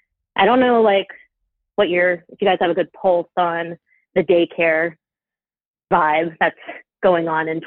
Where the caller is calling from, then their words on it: Maryland, United States; I'm calling from Maryland, and I'm 32.